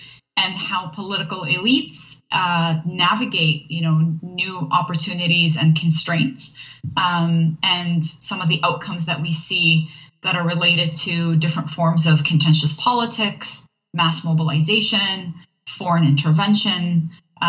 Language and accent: English; Iraq; I am from the region. I was born in Iraq